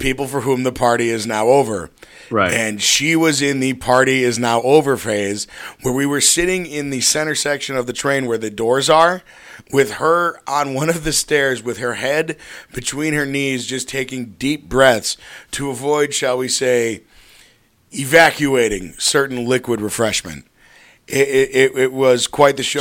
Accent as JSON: {"language": "English", "town": "Glenview", "region": "Illinois", "country": "United States", "tie": "born or raised there", "said": "my hometown of Glenview"}